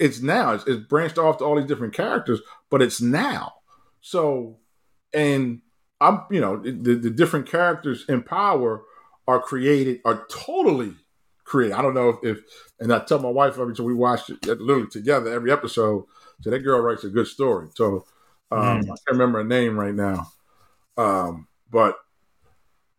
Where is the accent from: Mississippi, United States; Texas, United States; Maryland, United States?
Maryland, United States; Baltimore; In Baltimore. But and obviously that's my hometown